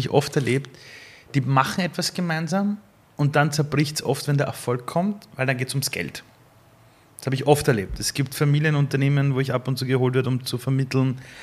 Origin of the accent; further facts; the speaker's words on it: Vienna, Austria; ich als Wiener